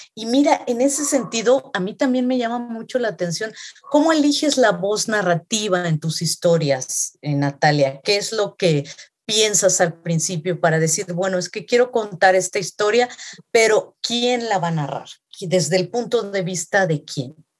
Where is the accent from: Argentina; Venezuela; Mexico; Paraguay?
Mexico; yo como latinoamericana, específicamente como mexicana